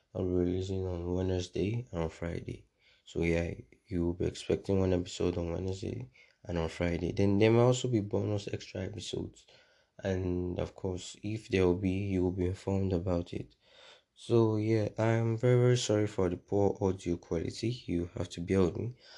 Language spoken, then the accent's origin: English; Nigeria; I'm a Nigerian